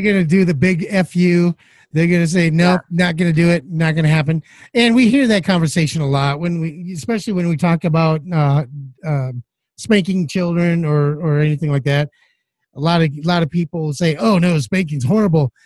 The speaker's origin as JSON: {"language": "English", "region": "Midwest", "country": "United States", "said": "I'm from the Midwest"}